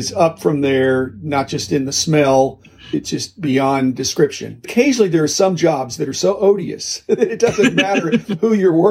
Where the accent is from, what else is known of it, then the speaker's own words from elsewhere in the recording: Midwest, United States; also born or lived in Japan; I grew up in the Midwest. I lived in 18 houses in my first 18 years.